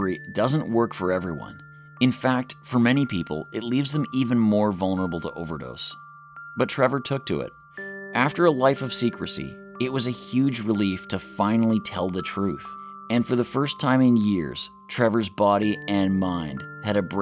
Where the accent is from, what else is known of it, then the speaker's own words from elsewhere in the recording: Yellowknife, Northwest Territories, Canada; When I was a kid growing up in Yellowknife, my dad told me, boys don't cry.